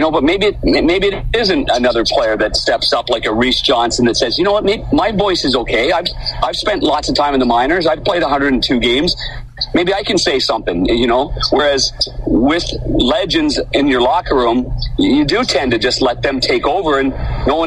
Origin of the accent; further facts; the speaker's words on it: Ottawa, Ontario, Canada; growing up in Ottawa